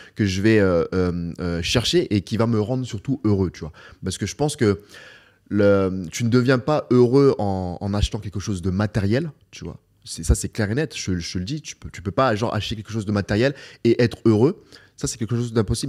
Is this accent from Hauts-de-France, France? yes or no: yes; Beauvais, Hauts-de-France, France; moved away as an adult; now in Dubai, United Arab Emirates; ma ville natale, à Beauvais